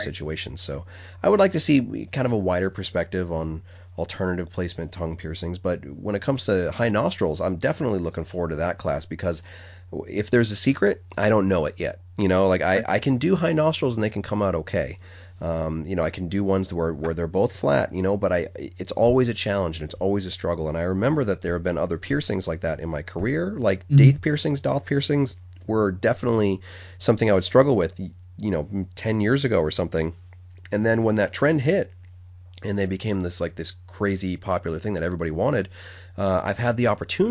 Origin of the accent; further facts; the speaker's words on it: New England, United States; I pronounce it funny because I'm from New England and I pronounce it like it's spelled R-U-M